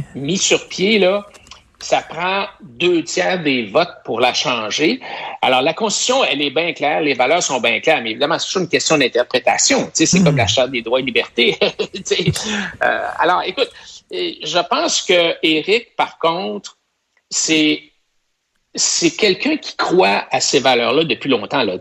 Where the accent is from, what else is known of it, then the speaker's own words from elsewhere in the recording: Quebec, Canada; je suis un Québécois plus laine